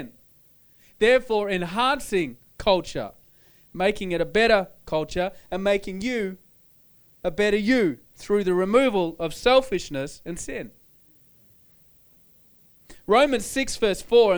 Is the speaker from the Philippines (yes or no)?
no; Australia; I'm Australian, I'm from Australia, I have an Australian culture, Australian background.